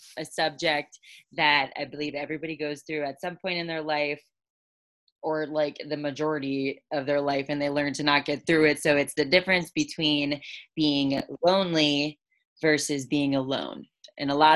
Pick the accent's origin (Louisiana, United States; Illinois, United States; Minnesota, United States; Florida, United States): Florida, United States; South; We are both from South Florida